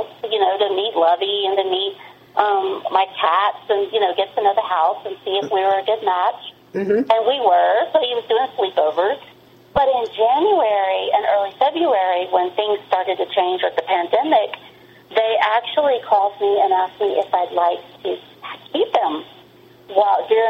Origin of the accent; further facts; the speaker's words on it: the South, United States; I grew up in the South